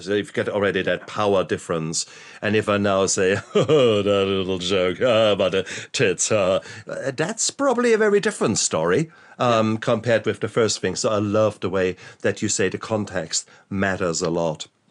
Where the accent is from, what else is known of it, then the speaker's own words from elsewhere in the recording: Germany; I was brought up in in Germany